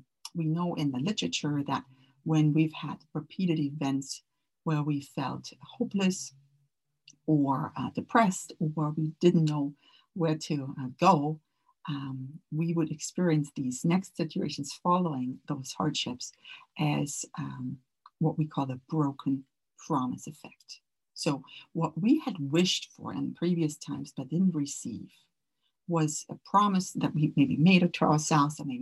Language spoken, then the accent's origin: English; Germany; moved away; also born or lived in Orange County; I grew up in Germany where family was always very important to me